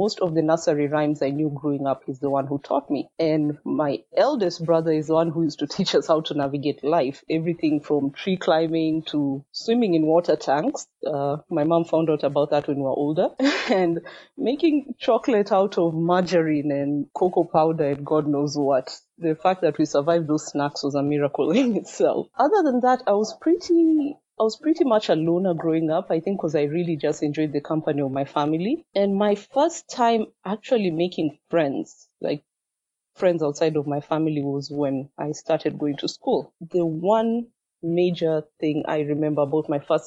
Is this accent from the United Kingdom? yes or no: no; Kenya; English is a second language; also born or lived in Machakos, Kenya / Eldoret, Kenya; I'm from Machakos in Kenya. I was born in Eldoret